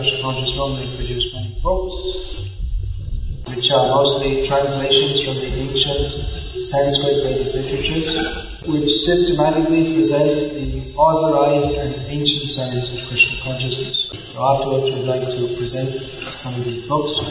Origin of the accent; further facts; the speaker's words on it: England, United Kingdom; moved away; I was brought up in England.